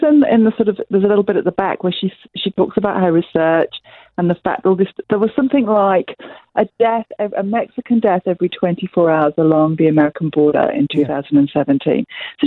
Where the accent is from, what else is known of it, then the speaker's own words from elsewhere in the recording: England, United Kingdom; now in New Zealand; my dad's Italian, but I grew up in England and I live in New Zealand.